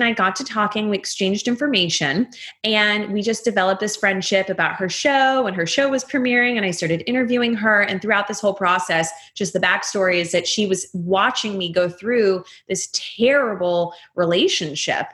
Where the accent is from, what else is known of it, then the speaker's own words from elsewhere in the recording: Atlanta, Georgia, United States; moved away; also born or lived in Texas / Northeast US; I also grew up in the South. So I was born in Atlanta, raised in Atlanta for most of my life, then also raised in Texas for the second half.